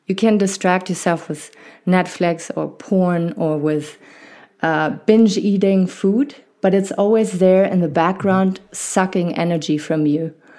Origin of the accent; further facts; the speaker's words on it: Germany; accent: not harsh German; I was, uh, born and raised in Germany, and, uh, my family is French